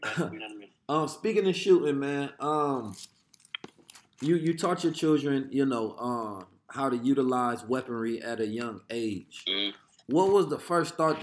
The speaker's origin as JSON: {"language": "English", "town": "Oakland", "region": "California", "country": "United States", "tie": "born or raised there", "said": "when we grew up in Oakland at the time"}